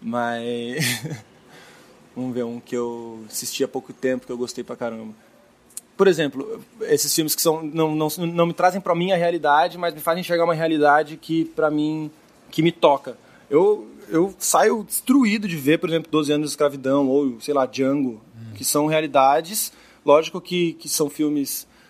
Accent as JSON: {"language": "Portuguese", "town": "Mogi das Cruzes", "region": "São Paulo", "country": "Brazil", "tie": "born or raised there", "also_born_or_lived": "Sorocaba / Belo Horizonte", "moved": "as an adult", "lives_now": "São Paulo, Brazil", "said": "Eu cresci minha grande parte da minha infância em Mogi das Cruzes uhum. e São Paulo."}